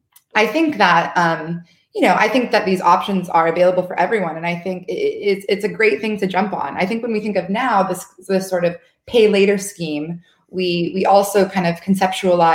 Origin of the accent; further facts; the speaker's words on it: United States; moved away; I'm from the States, and it's, you know, everyone has credit cards there